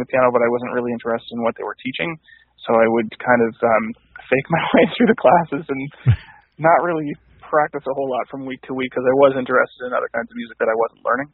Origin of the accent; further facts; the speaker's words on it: Cape Breton, Nova Scotia, Canada; I born and raised in Cape Breton